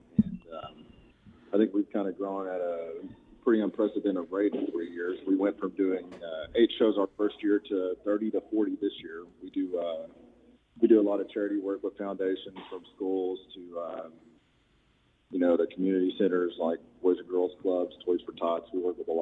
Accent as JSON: {"language": "English", "town": "Ardmore", "region": "Oklahoma", "country": "United States", "tie": "born or raised there", "said": "Ardmore, which is my hometown"}